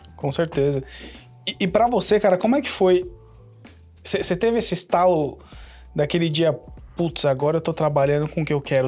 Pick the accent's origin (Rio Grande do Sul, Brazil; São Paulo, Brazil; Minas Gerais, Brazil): São Paulo, Brazil; now in United States; Eu sou do Jabaquara